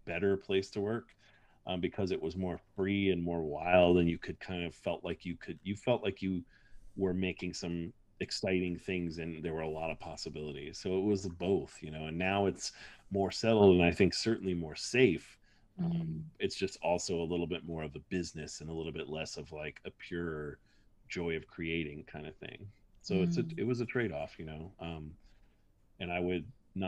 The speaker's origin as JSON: {"language": "English", "country": "United States", "said": "as an American"}